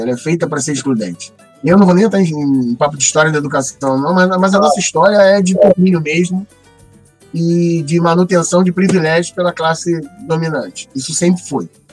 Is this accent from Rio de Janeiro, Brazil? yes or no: yes; São Gonçalo, Rio de Janeiro, Brazil; Nascido e mal criado em São Gonçalo